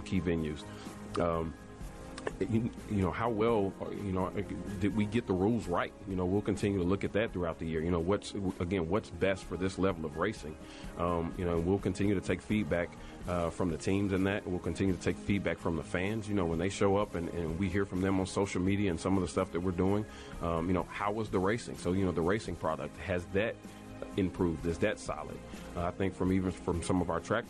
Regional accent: Nashville, Tennessee, United States; I was born and raised in Nashville

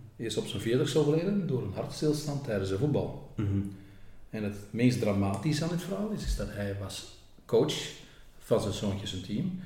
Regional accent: Groningen, Netherlands; accent: Gronings; moved away as an adult; also born or lived in Flanders, Belgium; now in Belgium; ik spreek zelf ook nog dialect Gronings

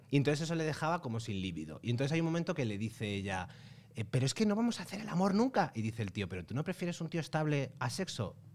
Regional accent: Andalusia, Spain; que yo soy de Almería, por cierto.

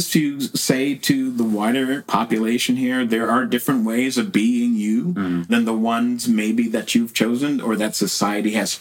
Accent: West Coast, United States; I grew up on the West Coast

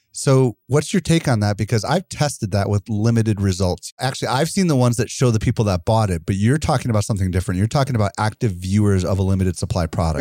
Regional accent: Wisconsin, United States; I'm from Wisconsin

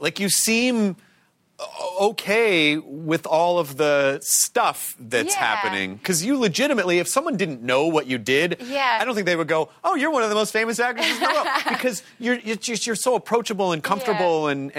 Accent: the South, United States; You know, I'm from the South. Small towns are very difficult to get out of.

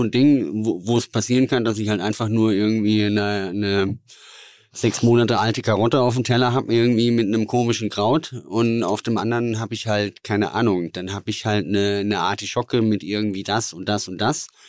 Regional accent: Southern Germany, Germany; also als Süddeutscher, wenn, wenn du nach Hamburg kommst, äh, möchtest du Fisch essen?

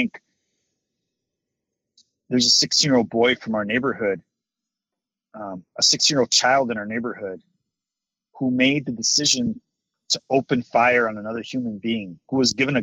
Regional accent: Chicago, Illinois, United States; I grew up in Little Village. Went to Eli Whitney Grammar School for 9 years, K through eighth grade.

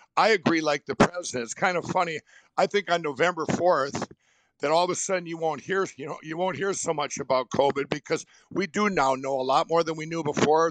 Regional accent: Minnesota, United States; my home state of Minnesota

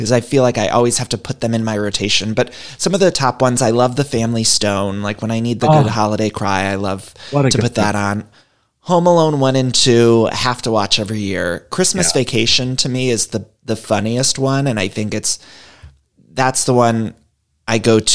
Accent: Cleveland, Ohio, United States; my hometown in Cleveland

